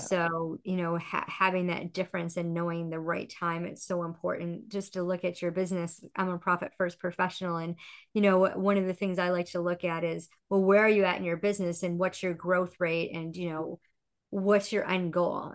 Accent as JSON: {"language": "English", "town": "Rochester", "region": "New York", "country": "United States", "moved": "yes", "lives_now": "Florida, United States", "said": "I'm originally from Rochester, New York"}